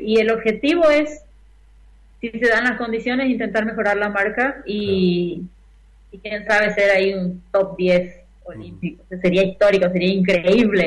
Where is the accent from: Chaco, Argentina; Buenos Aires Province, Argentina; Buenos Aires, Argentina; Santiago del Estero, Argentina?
Chaco, Argentina; Tres Isletas; moved away as an adult; now in Brazil; yo sigo siendo argentina